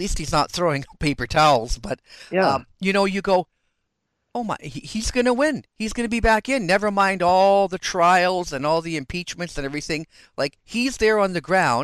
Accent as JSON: {"language": "English", "country": "Canada", "said": "being Canadian"}